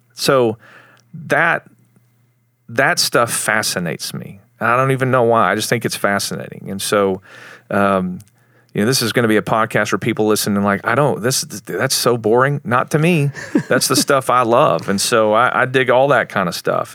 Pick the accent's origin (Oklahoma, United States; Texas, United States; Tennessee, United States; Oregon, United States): Texas, United States; Plainview; moved away as an adult; also born or lived in Lubbock, Texas / Dallas, Texas; I'm from Plainview. It's where I grew up. I was born in Lubbock